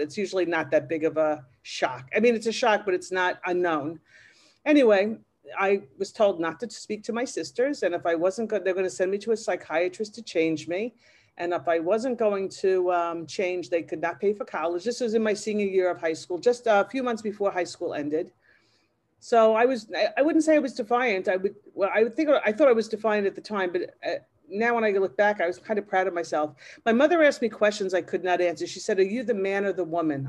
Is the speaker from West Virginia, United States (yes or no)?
no; Massapequa, New York, United States; I grew up in Massapequa, which is in Long Island